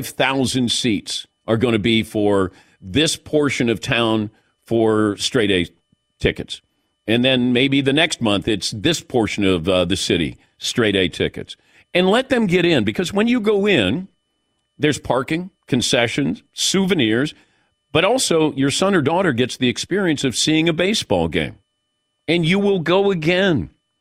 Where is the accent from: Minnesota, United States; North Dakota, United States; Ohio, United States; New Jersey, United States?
Ohio, United States; Cincinnati; But I never understood this because I grew up in Cincinnati and they would give out tickets, not usually to good games, but they would give you tickets if you got straight A's.